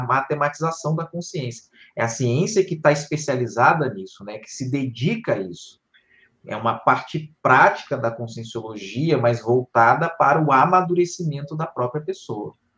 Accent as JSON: {"language": "Portuguese", "region": "Rio de Janeiro", "country": "Brazil", "also_born_or_lived": "Porto Velho, Rondônia / Foz do Iguaçu, Paraná", "moved": "as an adult", "said": "não sou do, de, de Rondônia, sou do Rio de Janeiro, mas fui morar lá"}